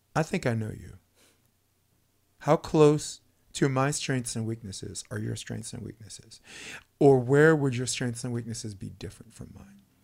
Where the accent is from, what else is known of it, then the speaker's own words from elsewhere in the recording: New York City, New York, United States; moved away as an adult; I'm a kid from Brooklyn